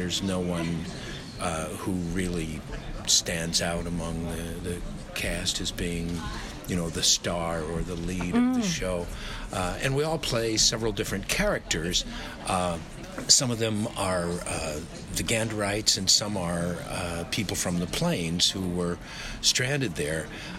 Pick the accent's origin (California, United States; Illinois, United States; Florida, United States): Illinois, United States; Chicago; also born or lived in New York / Los Angeles; now in Australia; I'm from Chicago mostly, but New York partly, and Los Angeles, depending on which decade you pick. But I always think of myself as a Chicagoan.